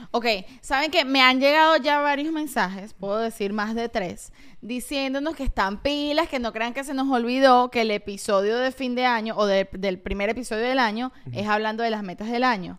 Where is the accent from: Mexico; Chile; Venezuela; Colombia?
Venezuela; moved away; yo soy una venezolana